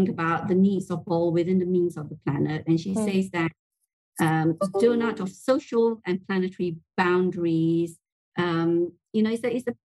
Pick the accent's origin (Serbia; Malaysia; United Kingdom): Malaysia; growing up in Malaysia